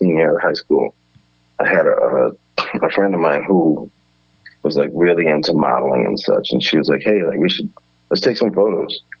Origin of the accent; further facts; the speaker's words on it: Edison, New Jersey, United States; I'm from Edison, New Jersey, which is a suburban town in central Jersey.